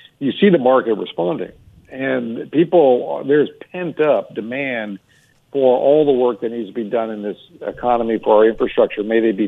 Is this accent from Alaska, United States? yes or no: yes; Alaska, United States; You know, first off, I'm from Alaska. We don't know what Amtrak is.